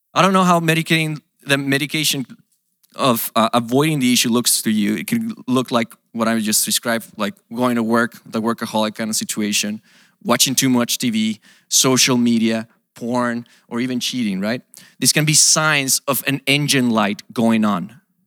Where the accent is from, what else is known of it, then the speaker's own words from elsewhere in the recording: Mexico; moved away as an adult; also born or lived in Portland, United States; now in United States; I come from Mexico